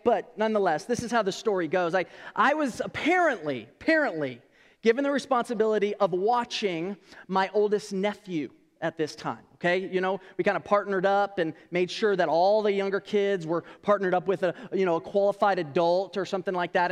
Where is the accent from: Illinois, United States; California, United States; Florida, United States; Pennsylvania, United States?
California, United States; moved away; I'm originally from California.